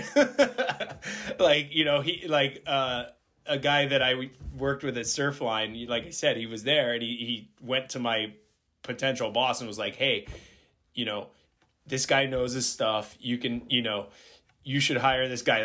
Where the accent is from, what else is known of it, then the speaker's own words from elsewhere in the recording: Florida, United States; moved away as an adult; also born or lived in California; I'm originally from Florida